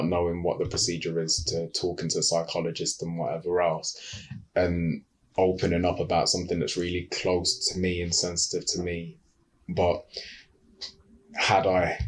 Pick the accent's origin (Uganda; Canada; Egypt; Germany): Uganda; I'm from Uganda